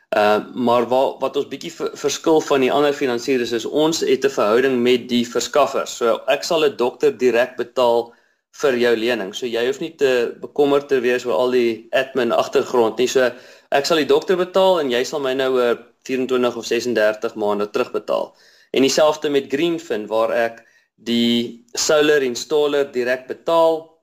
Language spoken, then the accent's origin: Afrikaans; Bloemfontein, Free State, South Africa; now in Cape Town, South Africa; Ek is 'n Afrikaner man. Ehm um, Ek kom van uh, Bloemfontein af.